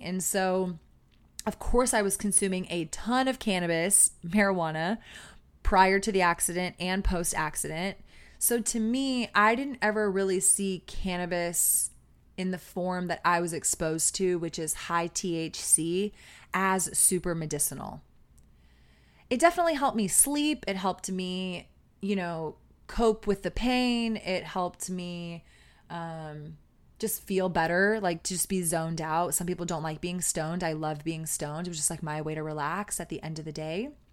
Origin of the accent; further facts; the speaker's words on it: Austin, Texas, United States; growing up in Austin